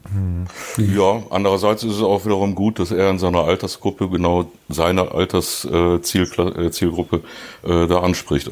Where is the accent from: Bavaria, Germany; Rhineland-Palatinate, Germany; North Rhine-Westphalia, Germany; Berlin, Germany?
North Rhine-Westphalia, Germany; Duisburg; ich bin ja gebürtiger Duisburger